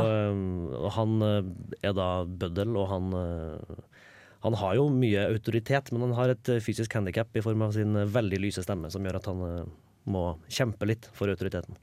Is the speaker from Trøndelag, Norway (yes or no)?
yes; Trondheim, Trøndelag, Norway; also born or lived in Denmark / Oslo; Jeg er jo fra Trondheim